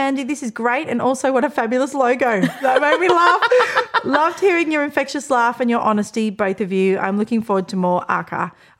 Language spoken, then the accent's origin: English; Australia; We're so Australian.